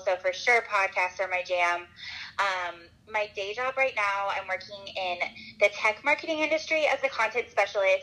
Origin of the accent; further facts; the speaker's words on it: Asheville, North Carolina, United States; moved away as an adult; now in Nashville, United States; I grew up in Asheville, North Carolina